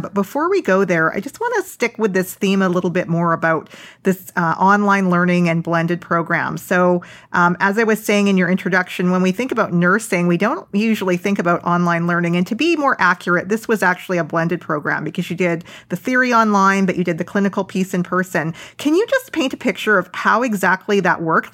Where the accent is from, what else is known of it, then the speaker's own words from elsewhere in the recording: Vancouver, British Columbia, Canada; moved away; I'm originally from Vancouver